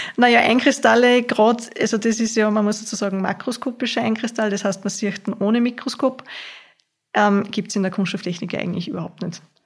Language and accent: German; Hörsching, Upper Austria, Austria; Ich bin aus Hörsching